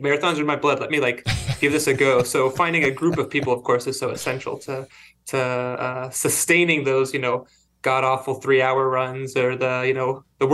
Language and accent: English; Cincinnati, Ohio, United States; now in North Carolina, United States; I'm originally from Cincinnati, Ohio